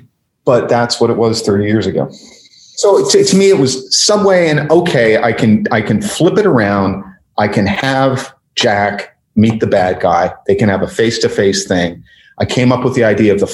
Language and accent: English; Canada; I'm Canadian